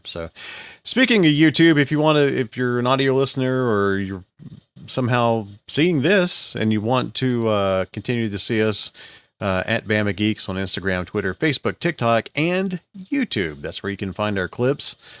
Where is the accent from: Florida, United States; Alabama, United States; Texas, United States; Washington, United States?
Alabama, United States; Geneva; we've got two massive rivers in Alabama that form in my, uh, in my hometown